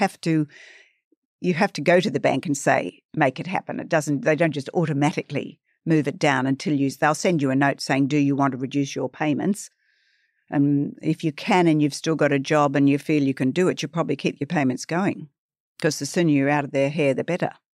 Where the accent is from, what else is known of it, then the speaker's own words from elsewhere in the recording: Sydney, New South Wales, Australia; I grew up on the north shore of Sydney